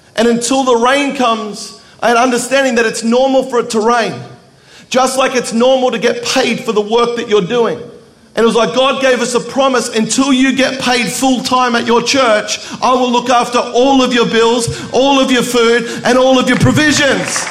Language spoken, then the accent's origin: English; Melbourne, Victoria, Australia; I grew up in Melbourne, Australia, where Planet Shakers is from.